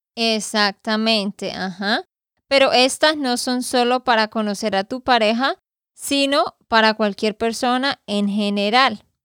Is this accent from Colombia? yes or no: yes; Santander, Colombia; de Santander, Colombia